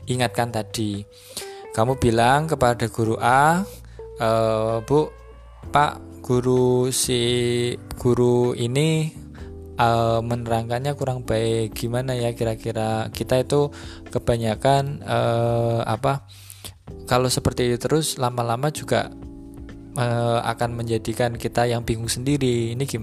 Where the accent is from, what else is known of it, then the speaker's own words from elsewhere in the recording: Central Java, Indonesia; kalau di di apa di daerah sini dengan di daerah di daerah saya di Jawa Tengah sana itu ada beberapa perbedaan-perbedaan.